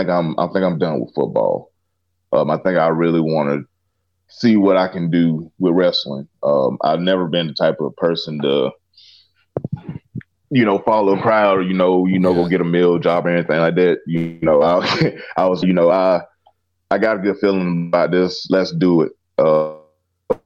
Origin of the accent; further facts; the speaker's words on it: Clinton, South Carolina, United States; a grocery store in my hometown of Clinton, South Carolina